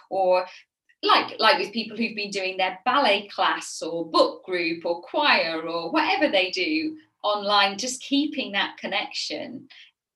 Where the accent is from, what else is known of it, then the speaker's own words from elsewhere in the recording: Sheffield, Yorkshire and the Humber, United Kingdom; accent: northern; now in Kent, United Kingdom; You can probably detect in my voice that I am northern. I grew up in Sheffield, so as far away from the sea as you can get in the UK.